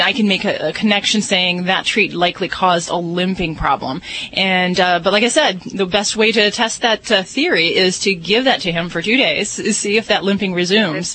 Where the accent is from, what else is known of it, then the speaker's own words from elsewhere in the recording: Las Vegas, Nevada, United States; I'm from Vegas